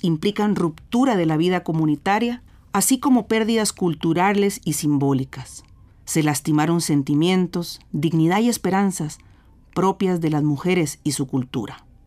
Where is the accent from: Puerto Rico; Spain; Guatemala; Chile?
Guatemala; now in Costa Rica; soy psicóloga clínica guatemalteca. Eh, ahora resido en Costa Rica